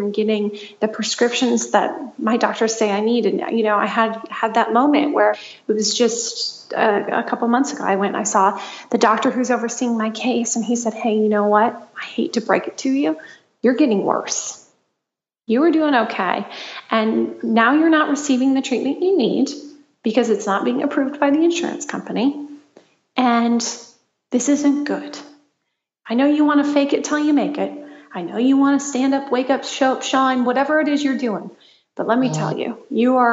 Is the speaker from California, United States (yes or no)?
no; Michigan, United States; now in Los Angeles, United States